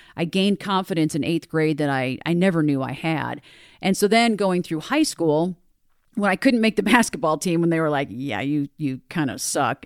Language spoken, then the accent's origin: English; Broomfield, Colorado, United States; grew up in Broomfield. I'm a fourth generation Colorado native